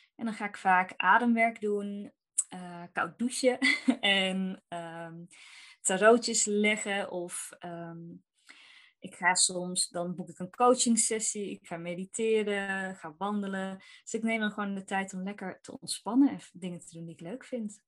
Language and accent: Dutch; North Brabant, Netherlands; Ik kom uit Brabant